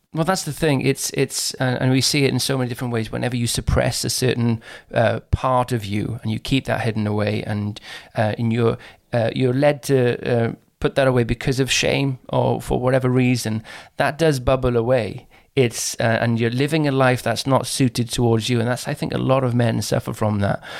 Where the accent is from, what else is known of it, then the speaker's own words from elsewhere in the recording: Caerphilly, Wales, United Kingdom; I come from Caerphilly in South Wales